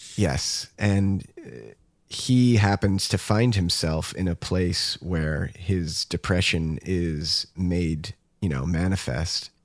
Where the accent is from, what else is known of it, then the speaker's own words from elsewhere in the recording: United States; what we are used to as American, you know, moviegoers.